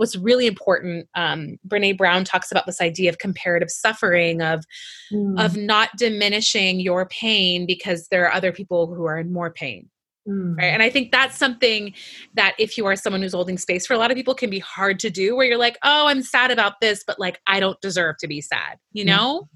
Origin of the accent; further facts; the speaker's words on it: Iran; moved away; also born or lived in Canada; I grew up in Iran and I was raised during the war and my family immigrated to Canada